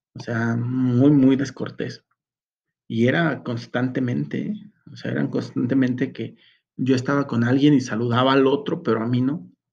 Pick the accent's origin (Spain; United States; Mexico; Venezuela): Mexico